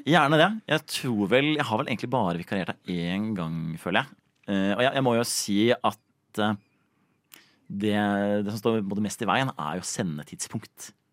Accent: Oslo, Norway; jeg vokste opp på et sted som heter, som heter Bekkelaget

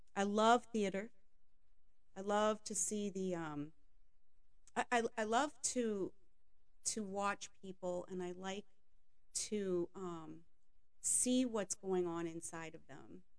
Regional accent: Maine, United States; I grew up in Maine from in a French family

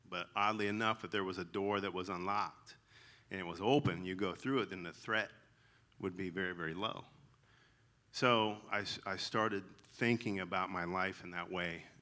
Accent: the South, United States; accent: twang; So if you hear a twang in my voice, that's I'm I'm legally allowed to say y'all because I'm from the South.

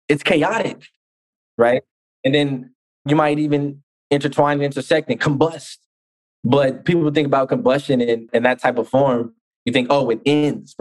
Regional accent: Oakland, California, United States; I'm from Oakland

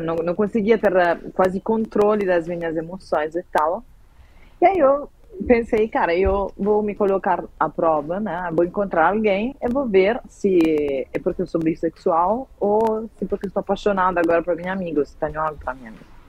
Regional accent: Southern Italy, Italy; moved away; Eu venho do sul da Itália

